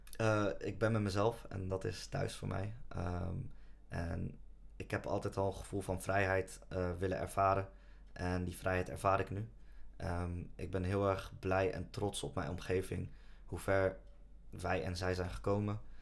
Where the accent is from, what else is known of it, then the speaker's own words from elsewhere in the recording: Netherlands; Nederland voelt voor ons als ons thuisland. We zijn hier opgegroeid